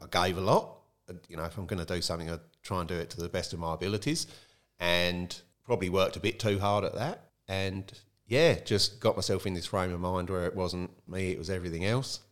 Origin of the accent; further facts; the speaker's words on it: Kent, South East England, United Kingdom; moved away as an adult; also born or lived in London; now in Tumby Bay, Australia; I grew up in Kent, in the south of England, which is very close to London